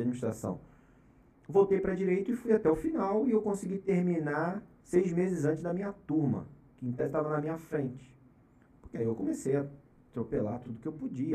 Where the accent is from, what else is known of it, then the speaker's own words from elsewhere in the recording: Araruama, Rio de Janeiro, Brazil; moved away as an adult; now in São Paulo, Brazil; Eu nasci e fui criado em Araruama, estado do Rio de Janeiro, região dos lagos